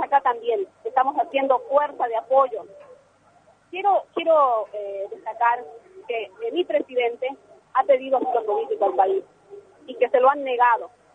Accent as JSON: {"language": "Spanish", "country": "Argentina", "said": "Yo soy argentina, legítima, hija de bolivianos, o sea que por mi sangre corre Bolivia."}